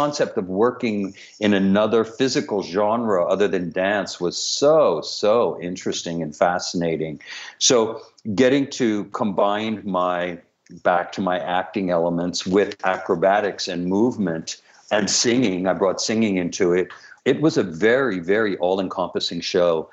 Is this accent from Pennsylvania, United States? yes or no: yes; outside of Philadelphia, down by the Delaware River, Pennsylvania, United States; moved away as an adult; also born or lived in Tucson, Arizona; I grew up in outside of Philadelphia, down by the Delaware River in a really, really, really poor section